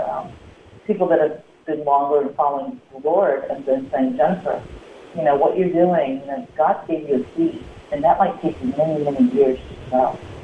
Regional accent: Midwest, United States; as a child, you know, growing up in the Midwest

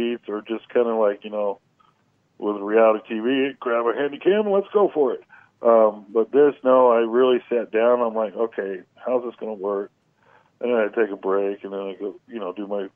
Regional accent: California, United States; now in Kentucky, United States; I'm actually from California

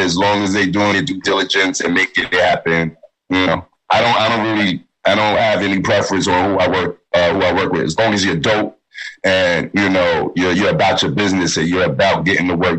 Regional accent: New York City, New York, United States; we're all from Staten Island

